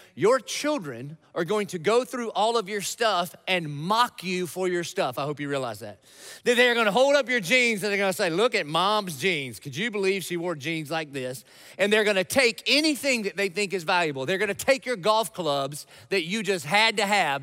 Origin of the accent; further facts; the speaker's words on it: Dillon, South Carolina, United States; I grew up in Dillon, South Carolina